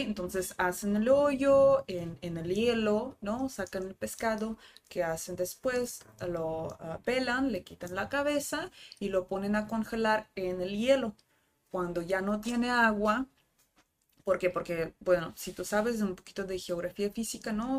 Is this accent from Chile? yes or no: no; Rostov-on-Don, Rostov Oblast, Russia; Spanish is a second language; moved away as an adult; also born or lived in Cancún, Mexico / Spain; now in Tijuana, Mexico; Yo soy de la capital del sur, pero sur administrativo. Mi ciudad nativa se llama Rostov del Don.